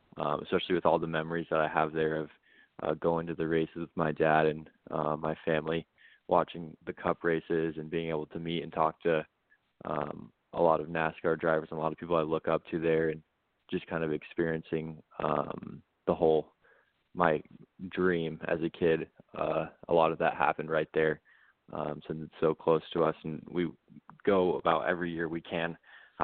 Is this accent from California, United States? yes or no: no; Phoenix, Arizona, United States; my hometown of Phoenix